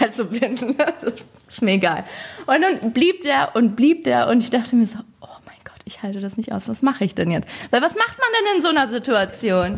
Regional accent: Hamelin, Lower Saxony, Germany; moved away as an adult; now in Berlin, Germany; Ich bin auf dem Dorf aufgewachsen, also noch ein bisschen weiter außerhalb von Hameln

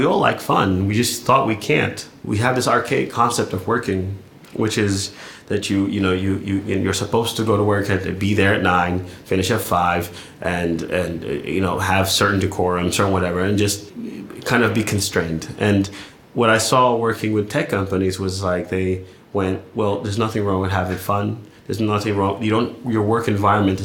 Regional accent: California, United States; moved away as an adult; also born or lived in London; I'm from California

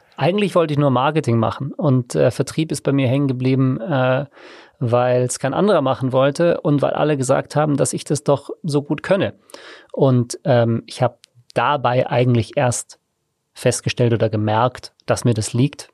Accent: Tegernsee, Bavaria, Germany; also born or lived in South Africa / Innsbruck / Australia; now in Munich, Germany; Ich bin äh, vor 36 Jahren in Südafrika zur Welt gekommen. Ich bin am Tegernsee aufgewachsen, habe dort Abi gemacht

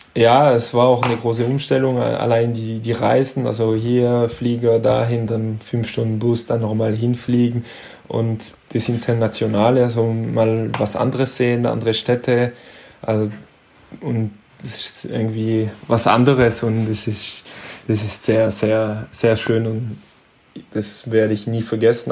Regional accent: Hendaye, Nouvelle-Aquitaine, France; German is a second language; moved away as an adult; also born or lived in Stuttgart, Germany; now in Bietigheim, Germany; aber eigentlich direkt in, äh, in Andai aufgewachsen, also meine Heimatstadt

